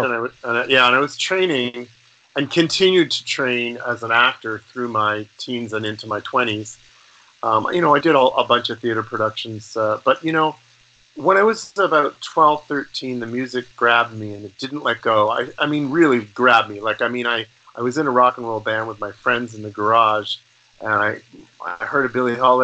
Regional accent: Toronto, Ontario, Canada; also born or lived in Los Angeles; here in Toronto when I was a kid. I grew up downtown in the Annex

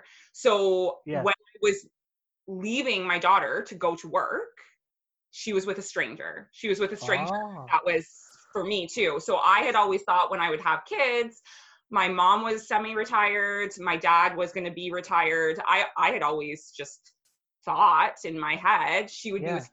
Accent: Brampton, Ontario, Canada; moved away as an adult; also born or lived in Aurora, Ontario / Calgary, Alberta; neither one of us had really lived anywhere else outside of our hometowns. Like we'd always been in this little pocket of Ontario, and like the most branching out I did was I moved to Aurora from Brampton

